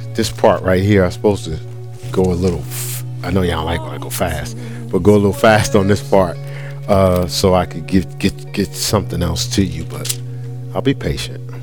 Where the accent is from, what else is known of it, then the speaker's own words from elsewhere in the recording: Newark, New Jersey, United States; I'm from Newark